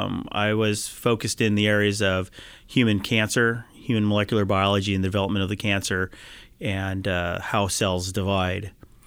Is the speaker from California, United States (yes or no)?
yes; Mountain View, California, United States; Yep, I back grew up in Mountain View.